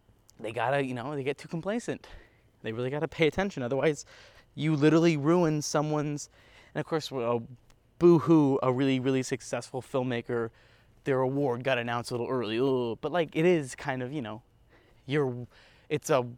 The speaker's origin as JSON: {"language": "English", "country": "United States", "said": "I'm American."}